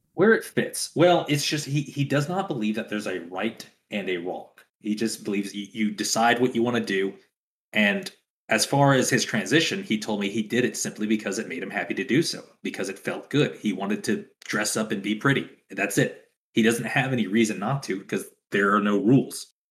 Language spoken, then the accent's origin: English; Louisiana, United States; now in West Texas, United States; I'm from Louisiana